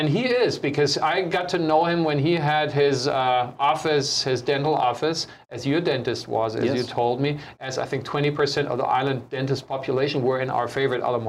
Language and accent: English; Germany; now in Honolulu, United States; me German